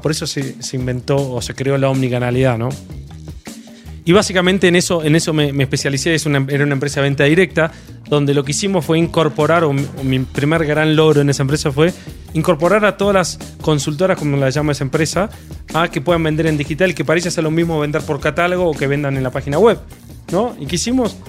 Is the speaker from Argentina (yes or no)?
yes; Argentina; moved away as an adult; now in Mexico; Soy argentino, vine en México hace dos años y medio